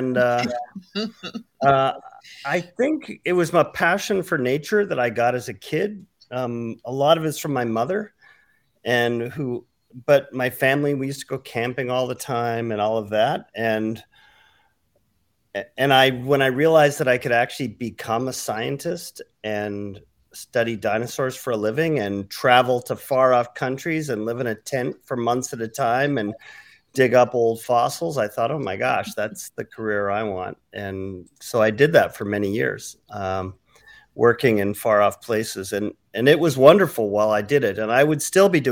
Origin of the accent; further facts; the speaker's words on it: Vancouver, British Columbia, Canada; moved away as an adult; also born or lived in Denver; my hometown of Vancouver, British Columbia in Canada